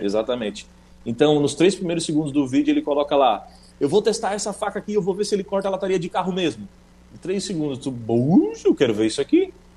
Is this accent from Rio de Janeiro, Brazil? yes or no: no; Sombrio, Santa Catarina, Brazil; moved away as an adult; now in Rio Grande do Sul, Brazil